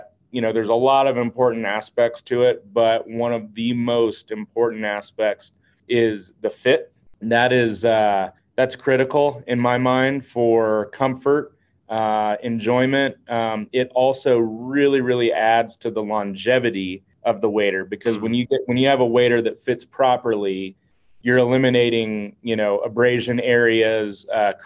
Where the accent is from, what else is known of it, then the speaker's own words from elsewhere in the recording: Florida, United States; I'm born and raised in Florida